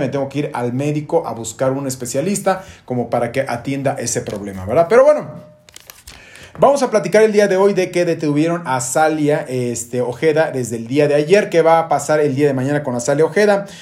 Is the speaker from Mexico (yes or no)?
yes; Mexico; estamos sumamente orgullosos como mexicanos